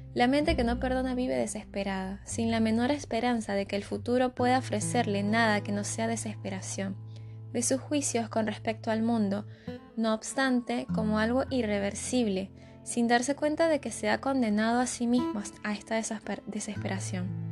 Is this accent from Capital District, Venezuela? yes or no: yes; Caracas, Capital District, Venezuela; moved away; Yo vengo de Caracas, una ciudad en constante caos.